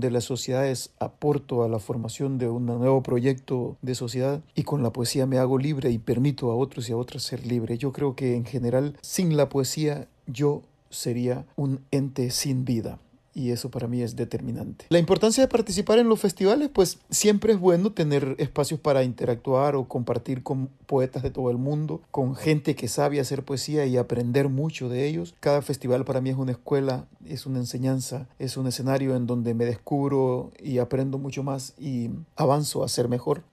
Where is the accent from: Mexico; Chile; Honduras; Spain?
Honduras; also born or lived in El Progreso, Yoro; Soy de Honduras, vivo en la zona norte de Honduras, en una ciudad que se llama El Progreso.